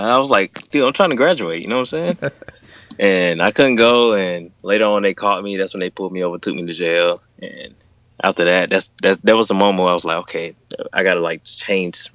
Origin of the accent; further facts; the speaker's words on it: Alabama, United States; I'm from Alabama, and everything in Alabama is like ridiculous